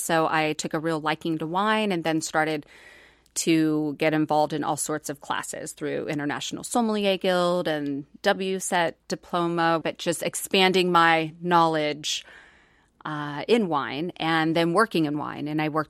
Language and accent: English; Colorado, United States; also born or lived in Indiana; So I was born in Indiana, okay. And then we moved to Colorado growing up, and I was always involved in the arts and theater